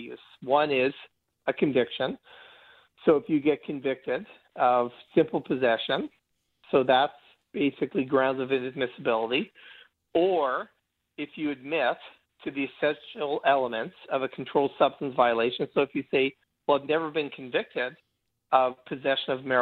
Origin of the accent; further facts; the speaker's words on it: Canada; I'm Canadian like him, but I practice immigration law.